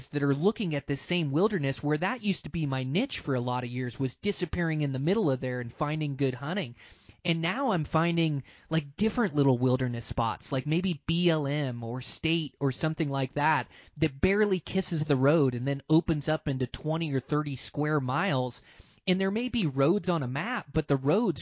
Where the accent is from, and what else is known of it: Montana, United States